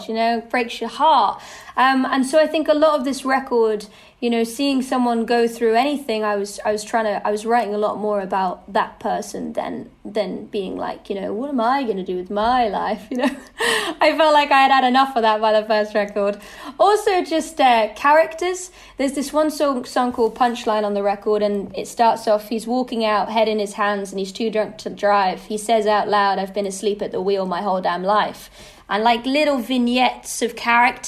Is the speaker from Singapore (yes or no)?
no; United Kingdom; being a Brit